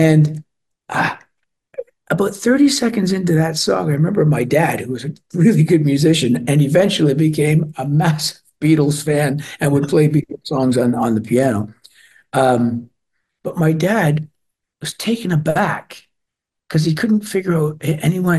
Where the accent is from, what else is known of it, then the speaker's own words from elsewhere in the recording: Toronto, Ontario, Canada; also born or lived in Glasgow, Scotland; I was born in Glasgow and we were growing up in Toronto